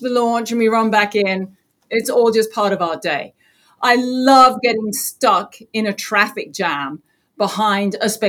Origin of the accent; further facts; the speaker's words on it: England, United Kingdom; now in Florida, United States; So here I am on the Space Coast in Florida. I just got done saying, you know, growing up in England, it didn't really occur to me that I could really get involved in space.